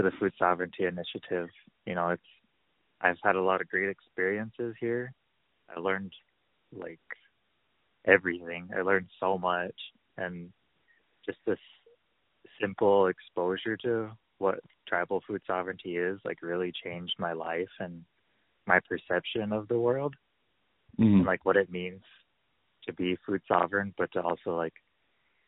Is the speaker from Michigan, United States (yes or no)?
no; Parmelee, South Dakota, United States; I'm from Parmalee